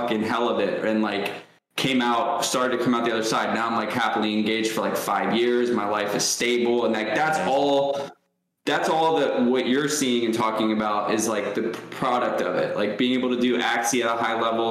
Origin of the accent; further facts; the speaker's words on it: Ohio, United States; also born or lived in New York; I grew up in New York till the age of 6 and then moved to Ohio.